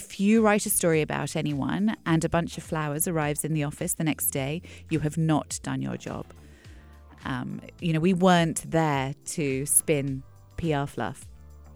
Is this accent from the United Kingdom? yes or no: yes; England, United Kingdom; when I was growing up in England, in a small town on the south coast, a small retirement village